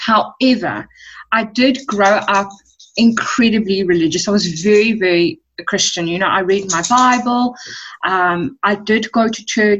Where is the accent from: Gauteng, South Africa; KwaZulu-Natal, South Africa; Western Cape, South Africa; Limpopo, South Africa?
Western Cape, South Africa; West Coast; first language English; also born or lived in Secunda, Mpumalanga; I'm not actually a Cape Town girl. I was born in Secunda in Mpumalanga, and we moved down to the West Coast in 97. So, yeah, we've been living in and around the West Coast since, what's 97? That's 13 years.